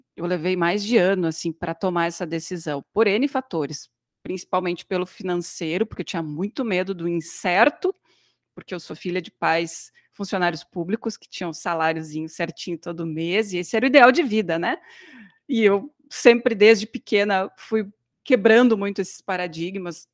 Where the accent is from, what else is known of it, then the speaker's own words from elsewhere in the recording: Novo Hamburgo, Rio Grande do Sul, Brazil; now in Santa Maria, Brazil; Hoje eu estou em Santa Maria, sou né, de Novo Hamburgo, região metropolitana ali do ladinho de Porto Alegre